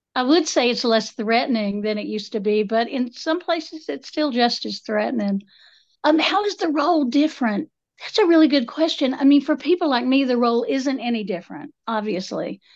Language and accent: English; Appalachia, United States; I'm, I'm Appalachian multiple generations back